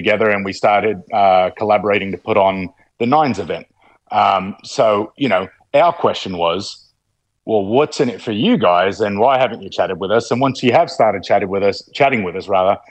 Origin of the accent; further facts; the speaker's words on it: Sydney, New South Wales, Australia; now in United States; I grew up in Sydney